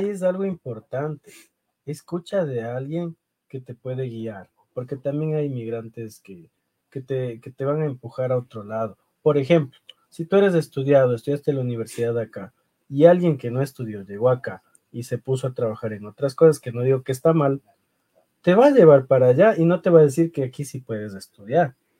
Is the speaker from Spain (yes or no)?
no; Ecuador; first language Spanish; now in New York, United States; hablando como ecuatoriano